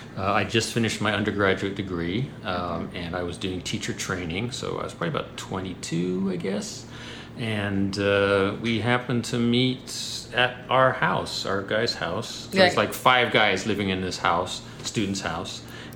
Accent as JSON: {"language": "English", "country": "United States", "tie": "born or raised there", "said": "You know, when I was born here in the States, I lived up in the countryside, out in the middle of nowhere, 50 miles away from school."}